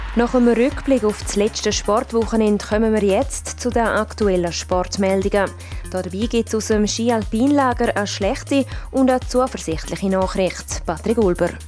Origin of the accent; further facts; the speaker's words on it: Graubünden, Switzerland; bei uns in Graubünden